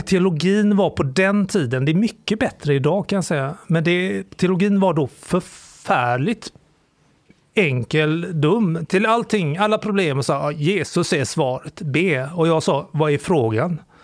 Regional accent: Sweden; jag är framförallt kulturellt extremt kristen. Som alla svenskar är

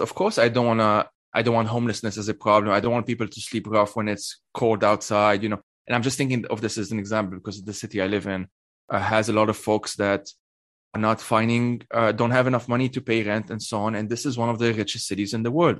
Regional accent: Lebanon; moved away as an adult; now in Switzerland; I grew up in in Lebanon, uh, and I currently live in Switzerland.

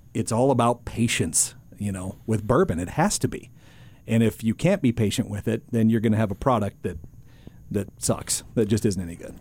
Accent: North Dakota, United States; I was born and raised in North Dakota

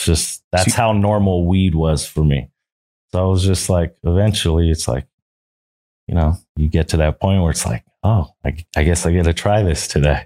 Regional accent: San Francisco, California, United States; Born and raised San Francisco.

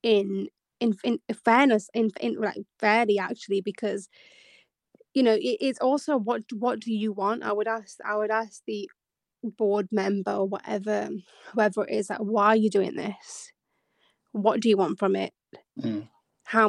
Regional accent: Bradford, Yorkshire and the Humber, United Kingdom; moved away as an adult; now in London, United Kingdom; I'm from the north, so it's like I'm from Bradford originally. Then you're trying to move to London

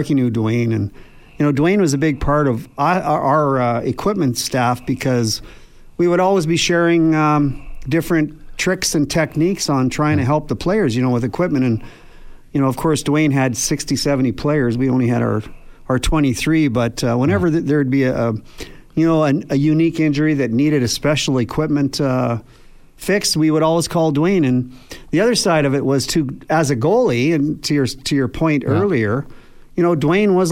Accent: Banff, Alberta, Canada; I grew up in Banff

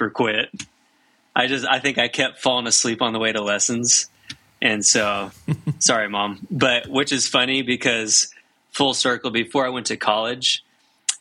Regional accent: Arkansas, United States; growing up in Arkansas, I met my best friends and we started a band together

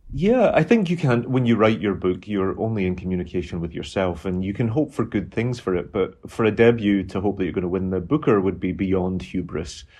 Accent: Glasgow, Scotland, United Kingdom; born or raised there; moved away

